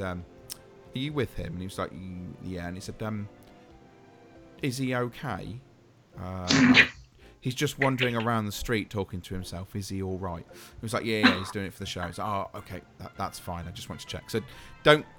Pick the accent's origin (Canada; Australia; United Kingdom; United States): United Kingdom; England; we're English